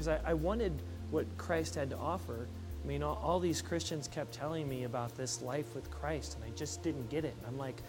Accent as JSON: {"language": "English", "region": "Missouri", "country": "United States", "said": "I'm from Missouri. Show me"}